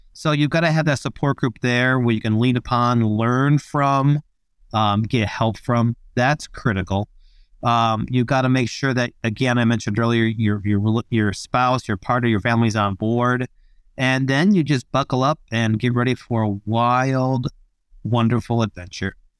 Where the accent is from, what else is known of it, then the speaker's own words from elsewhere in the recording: Australia; I'm from Australia.